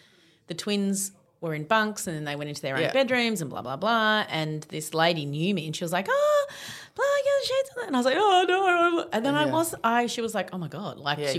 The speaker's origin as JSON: {"language": "English", "country": "Australia", "said": "being Australian"}